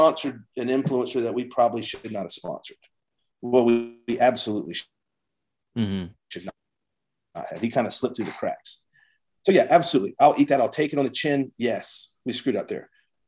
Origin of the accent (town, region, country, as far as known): United States